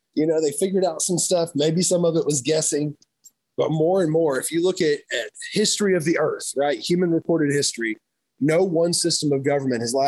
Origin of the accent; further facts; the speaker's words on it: Kentucky, United States; moved away; I grew up in Kentucky